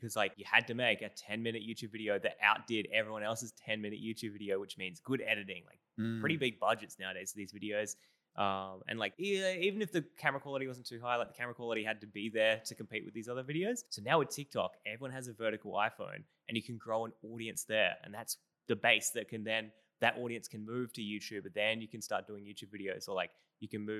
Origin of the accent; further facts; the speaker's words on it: Australia; accent: Australian; my Australian accent